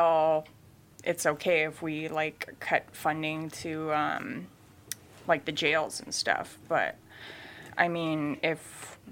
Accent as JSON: {"language": "English", "town": "Kodiak", "region": "Alaska", "country": "United States", "tie": "born or raised there", "said": "I was born in Kodiak, Alaska."}